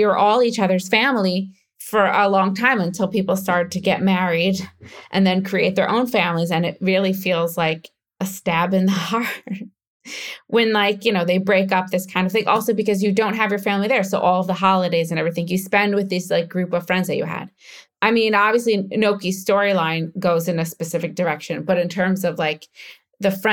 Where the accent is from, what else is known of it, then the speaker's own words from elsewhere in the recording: United States; accent: American; now in Israel; I still sound American when I speak Hebrew